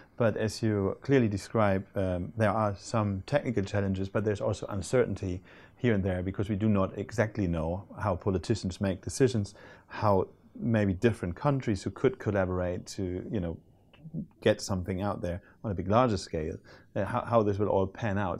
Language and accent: English; Hamburg, Germany; Hamburg is my hometown